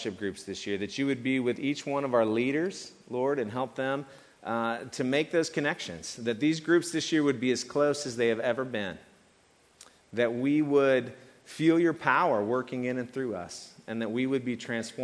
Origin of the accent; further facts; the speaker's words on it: East Tennessee, United States; moved away; I grew up in East Tennessee in a small town